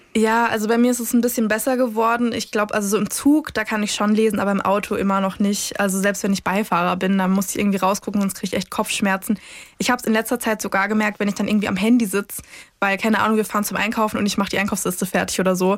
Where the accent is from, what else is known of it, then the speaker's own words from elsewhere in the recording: near Baden-Baden, Baden-Württemberg, Germany; ich komme ursprünglich aus der Nähe von Baden-Baden